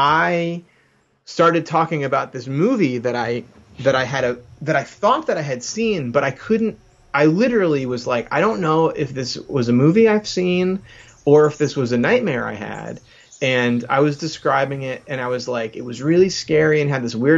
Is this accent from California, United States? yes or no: no; New Jersey, United States; I'm from South Jersey